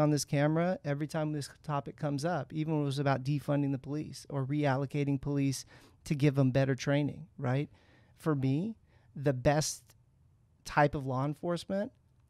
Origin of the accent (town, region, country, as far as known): San Francisco, California, United States; now in San Diego, United States